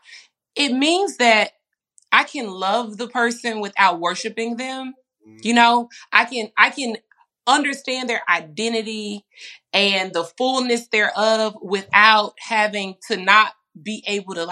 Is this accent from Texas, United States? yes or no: yes; Dallas, Texas, United States; I grew up in Dallas, Texas